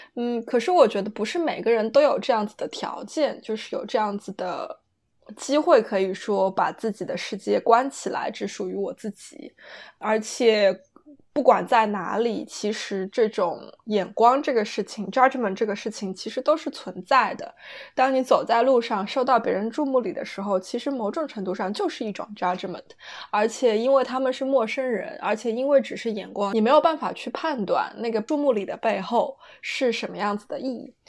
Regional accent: China; now in London, United Kingdom; 离开了中国，当你来到英国，就是来到欧洲之后

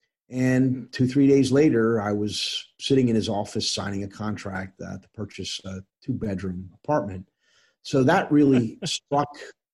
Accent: Northern New Jersey, United States; also born or lived in Norwich, England / Egypt / New York; I grew up in New York and, you know, primarily Northern Jersey.

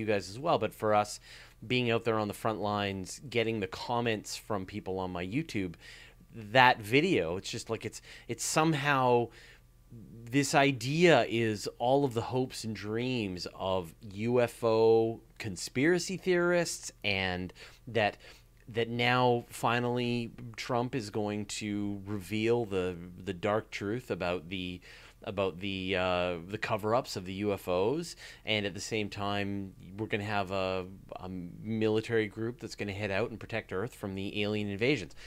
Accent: Canada; I'm Canadian

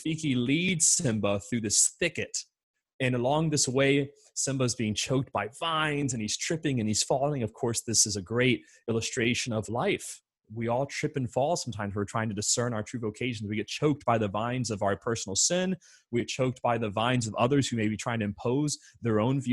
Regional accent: Orlando, Florida, United States; I'm born and raised in the Diocese of Orlando

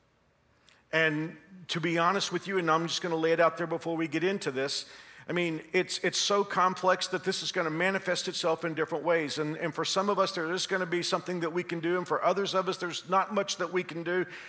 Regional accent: Texas, United States; moved away as an adult; now in Kansas, United States; When I moved here 35 years ago, I used to take a lot of abuse from Kansans because I came from Texas.

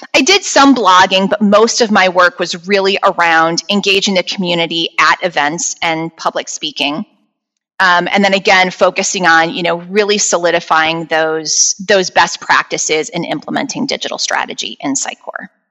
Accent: Chicago, Illinois, United States; I was born and raised here around Chicago, Illinois

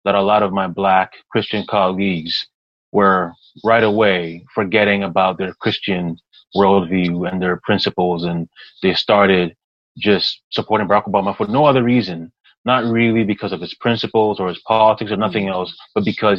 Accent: Toronto, Ontario, Canada; born or raised there; also born or lived in Ghana / Montreal, Canada

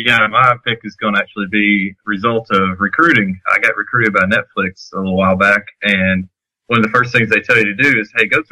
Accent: Coleman, Alabama, United States; now in Huntsville, United States; I used to think that I need to get rid of my accent, you know, when I was growing up down in Coleman, Alabama, on a chicken farm. And when I moved up all the way up north to Huntsville, Alabama, where all the Yankees were

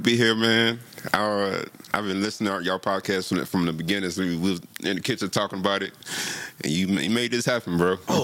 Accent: Chicago, Illinois, United States; I am from South Chicago suburb

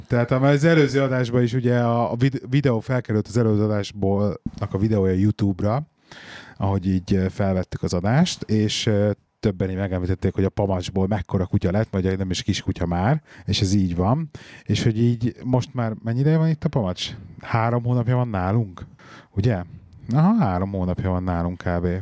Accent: Hungary; moved away as an adult; now in England; mi is Magyarországról vagyunk

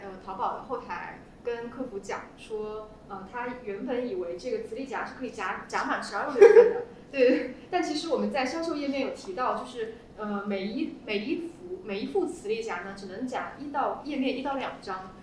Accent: the North, northern China, China; 我是北方人

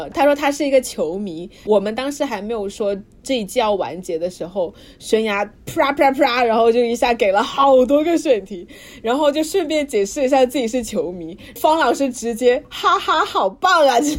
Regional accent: Suzhou, Jiangsu, China; also born or lived in Guangdong, China; 但我出生在广东，但是后面我们家搬家到苏州了，所以我回国应该也是回苏州。

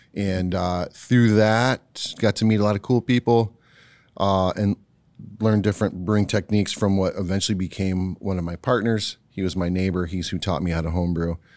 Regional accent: Ohio, United States; now in West Michigan, United States; I was born in Ohio.

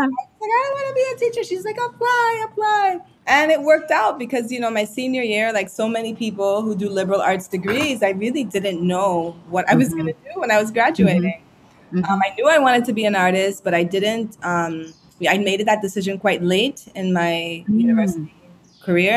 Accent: U.S. Virgin Islands; also born or lived in Tobago, Trinidad and Tobago / St. Thomas, U.S. Virgin Islands / New York; I moved to St. Croix when I was seven. So I really feel myself more to be a Crujan than anything else, because it's where my most formative years have been

